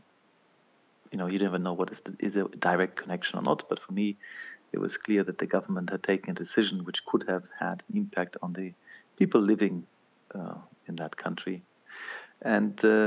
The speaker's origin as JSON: {"language": "English", "town": "Mainz", "region": "Rhineland-Palatinate", "country": "Germany", "tie": "born or raised there", "said": "I grew up in Mainz on the Rhine"}